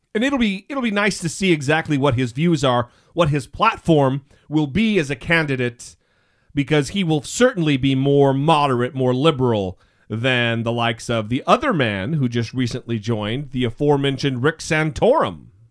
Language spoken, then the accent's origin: English; Idaho, United States; I grew up in Mormon country in Idaho